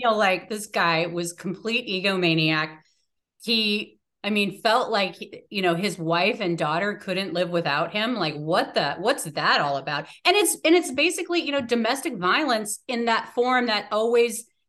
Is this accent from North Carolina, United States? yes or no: no; Washington, United States; also born or lived in New York; when we moved to Washington, when I was one